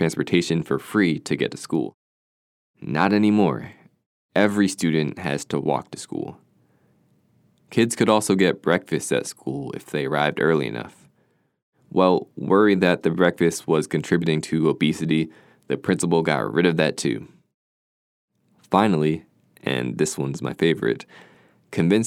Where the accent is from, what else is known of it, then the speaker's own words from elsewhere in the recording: Philadelphia, Pennsylvania, United States; I grew up in Philadelphia